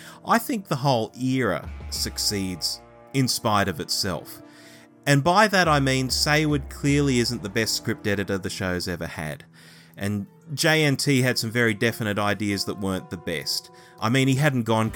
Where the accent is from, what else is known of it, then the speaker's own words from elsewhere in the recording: Australia; Growing up in Australia, we had a lot going for us.